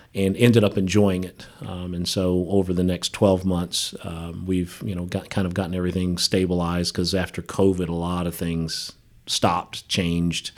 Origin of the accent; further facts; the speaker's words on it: Dayton, Ohio, United States; moved away; also born or lived in West Virginia; I grew up in Dayton, Ohio